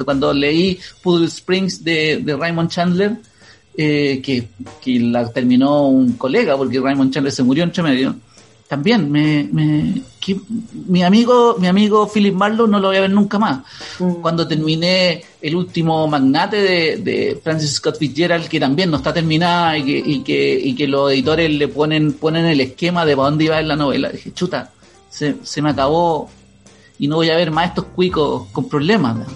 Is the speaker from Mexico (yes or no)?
no; Chile; como chilenos